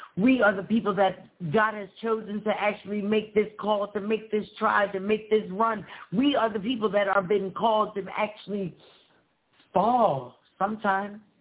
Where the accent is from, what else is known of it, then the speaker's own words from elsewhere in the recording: Philadelphia, Pennsylvania, United States; I'm from Pennsylvania and I'm from Philadelphia